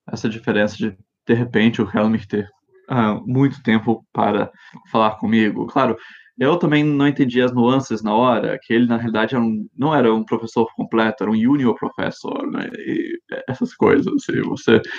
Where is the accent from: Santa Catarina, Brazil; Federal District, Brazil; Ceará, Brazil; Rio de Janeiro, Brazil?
Federal District, Brazil; Brasília; also born or lived in Japan / United States; eu cresci no exterior, um, eh, em Japão e nos Estados Unidos, e, e daí eu voltei para... Um, nasci em Brasília, mas saímos quando eu tinha um ano, e daí quando voltamos, eu tinha oito anos de idade, e ficamos lá 14 anos.